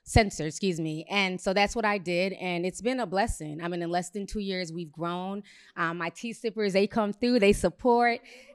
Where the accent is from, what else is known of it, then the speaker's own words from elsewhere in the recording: Minneapolis, Minnesota, United States; I come from Minneapolis. I was there a few hours after the George Floyd situation went down